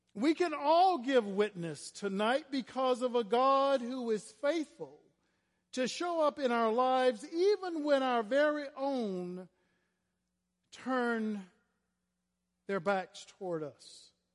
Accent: Florida, United States; I was a little black gay boy growing up in Florida

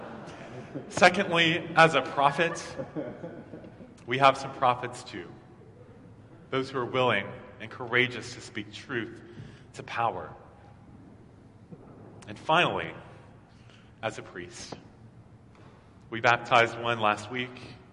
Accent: Maryville, Tennessee, United States; now in Atlanta, United States; my priest growing up in Maryville, Tennessee

